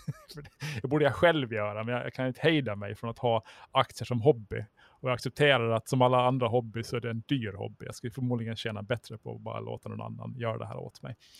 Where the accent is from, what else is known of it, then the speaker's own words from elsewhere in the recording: Mariehamn, Åland Islands; Jag är faktiskt från, från Mariehamn